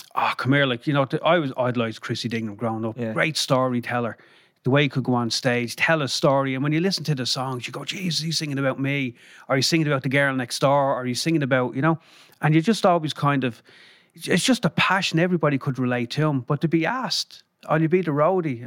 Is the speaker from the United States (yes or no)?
no; Dublin, Leinster, Ireland; moved to Finglas, I think, when I was two. My mum and dad had a flat in the North Circular Road, and we moved to Finglas when I was two, Ballygall pride, And then when I was 12, then we moved down to Griffith Close